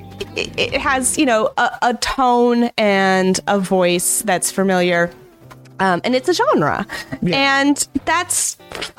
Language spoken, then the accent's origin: English; Michigan, United States; I grew up in Michigan